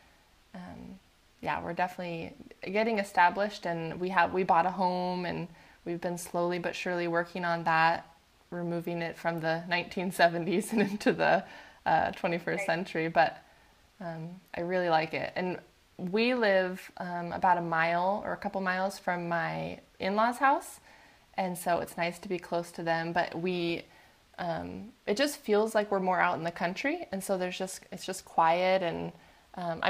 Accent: Puyallup, Washington, United States; also born or lived in Oregon; now in Port Angeles, United States; I grew up in Puyallup

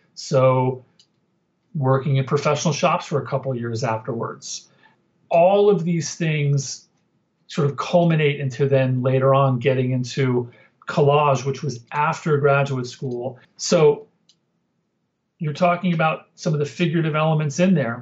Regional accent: Northwest New Jersey, United States; I grew up in Northwest Jersey outside of Manhattan.

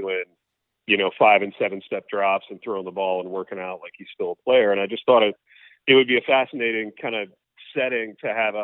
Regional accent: Indiana, United States; moved away; also born or lived in Michigan; I actually grew up in Indiana and then later moved to Michigan

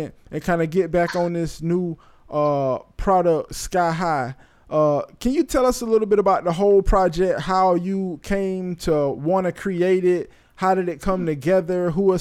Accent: Bradenton, Florida, United States; growing up in Bradenton

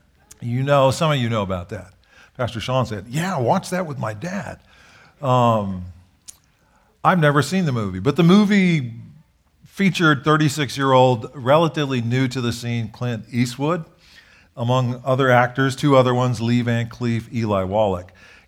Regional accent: Japan; I grew up in Japan. We served in Japan.

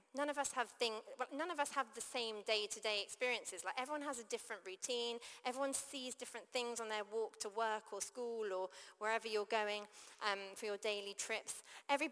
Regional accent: United Kingdom; also born or lived in London; I grew up outside of London

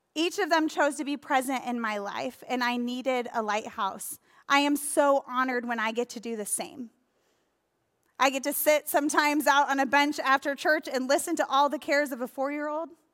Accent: Sheboygan, Wisconsin, United States; my hometown, Sheboygan, Wisconsin

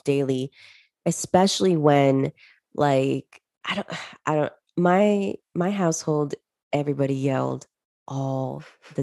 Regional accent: New Jersey, United States; also born or lived in Callao, Peru; I grew up in Jersey with my parents

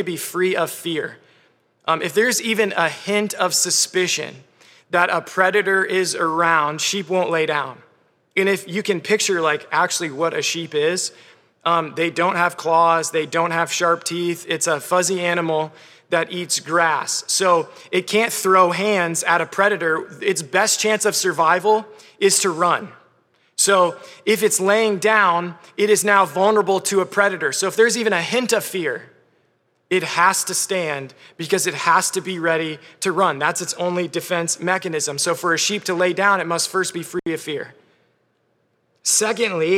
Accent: Clarks Summit, Pennsylvania, United States; I'm from Clark Summit, Pennsylvania, where I think there are zero sheep.

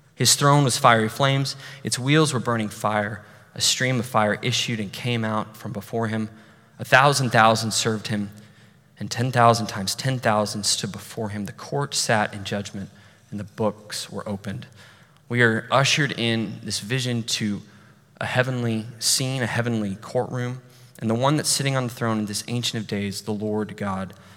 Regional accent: Amarillo, Texas, United States; moved away; my hometown, Amarillo

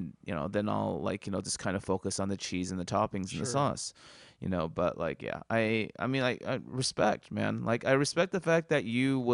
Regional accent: San Luis Obispo, California, United States; Okay, you know, I grew up in San Luis Obispo, I went to school in San Luis Obispo, and they had a pizza place called Woodstock's Pizza.

